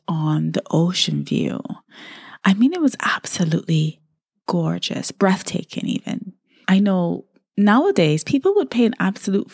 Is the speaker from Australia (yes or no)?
no; Barbados; I really had such a wonderful childhood growing up in Barbados